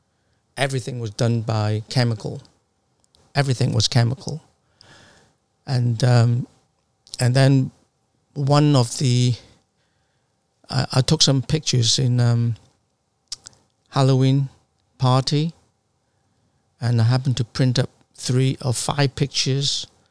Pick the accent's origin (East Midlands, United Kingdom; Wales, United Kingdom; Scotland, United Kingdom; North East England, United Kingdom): North East England, United Kingdom; Sunderland; moved away as an adult; now in London, United Kingdom; because we moved down from Sunderland to London in the 80s, because there was a huge recession up northeast of England, and my father lost all his business, and it forced us to move.